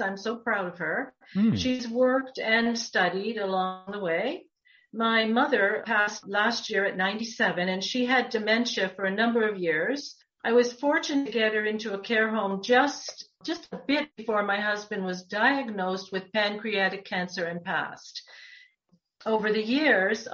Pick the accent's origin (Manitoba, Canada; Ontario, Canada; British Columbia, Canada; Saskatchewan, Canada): Ontario, Canada; Toronto; also born or lived in Muskoka; I grew up in the West End of Toronto